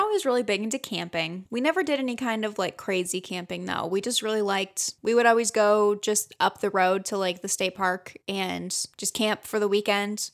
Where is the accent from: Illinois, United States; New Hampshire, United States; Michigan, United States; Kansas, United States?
Michigan, United States; growing up in Michigan